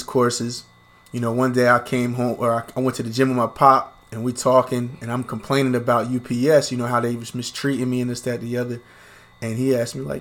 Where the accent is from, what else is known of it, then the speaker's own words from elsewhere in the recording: Williamstown, New Jersey, United States; I was born and raised in Williamstown, New Jersey